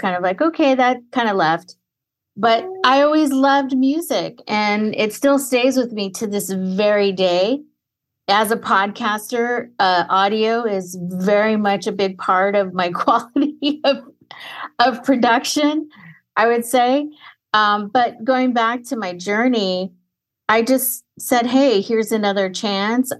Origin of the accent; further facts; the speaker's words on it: Fresno, California, United States; Third generation Mexican-American from Central Valley, Fresno, California